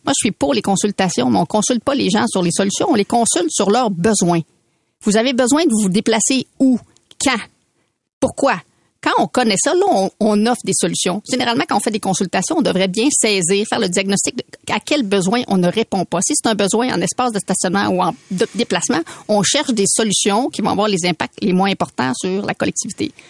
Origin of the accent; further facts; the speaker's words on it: Quebec City, Quebec, Canada; moved away as an adult; now in Montreal, Canada; je viens de Québec, hein, j'ai habité quand même 24 ans à Québec